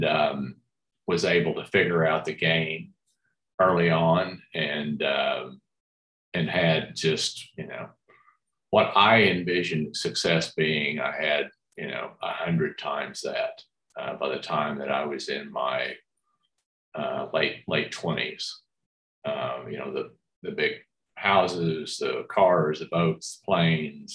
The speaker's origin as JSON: {"language": "English", "town": "Dallas", "region": "Texas", "country": "United States", "tie": "born or raised there", "said": "grew up in Dallas"}